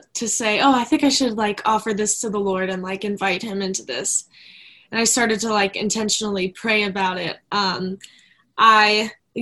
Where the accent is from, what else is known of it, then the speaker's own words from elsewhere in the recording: Maryland, United States; I was raised in Maryland